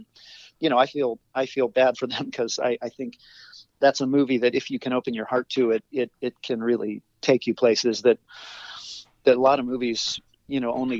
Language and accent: English; Ohio, United States; moved away as an adult; also born or lived in Chicago; Well, I grew up in Ohio mm-hmm. on a farm.